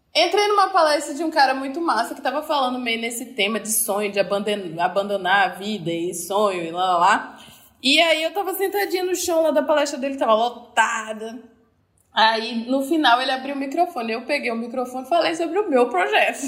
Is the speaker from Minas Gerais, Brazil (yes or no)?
no; Recife, Pernambuco, Brazil; moved away as an adult; also born or lived in Rio de Janeiro; eu sou de Recife, mas em 2015 eu mudei para o Rio de Janeiro, fiquei lá durante cinco anos